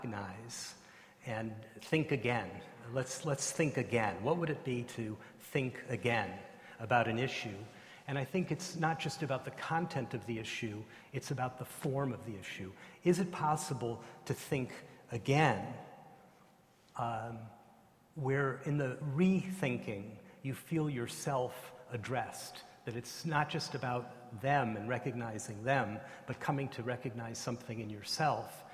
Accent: United States; I'm an American, I'm not an Australian

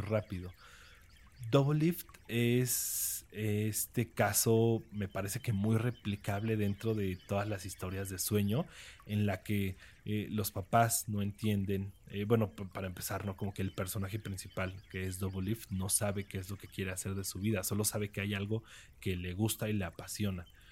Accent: Mexico; yo soy mexicano

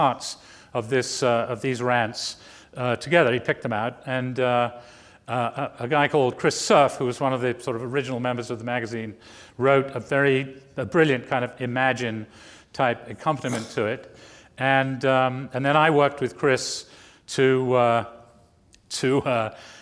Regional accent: England, United Kingdom; moved away as an adult; also born or lived in New Jersey / New York; growing up in England

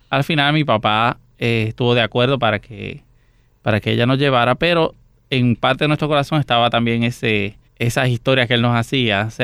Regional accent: San José de Ocoa, Dominican Republic; San José de Ocoa, en República Dominicana, eh, y de una familia de eh, siete hermanos.

